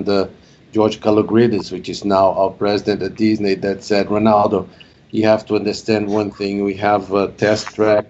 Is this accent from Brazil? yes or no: yes; Brazil; now in United States; I'm originally from Brazil